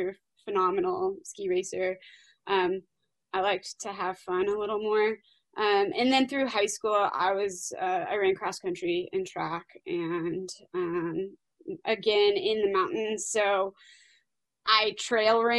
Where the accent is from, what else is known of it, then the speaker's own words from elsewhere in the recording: Green Valley Lake, California, United States; now in Lake Tahoe, United States; I was born and raised in Southern California, but not the stereotypical Southern California most people think of. I grew up in a really small town in the mountains, halfway between Big Bear and Lake Arrowhead, called Green Valley Lake